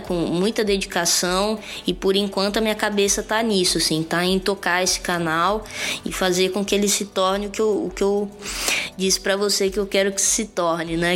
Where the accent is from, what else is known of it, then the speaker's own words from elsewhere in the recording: Espírito Santo, Brazil; moved away; also born or lived in São Paulo; o meu estado reconheceu e validou o meu ser artístico capixaba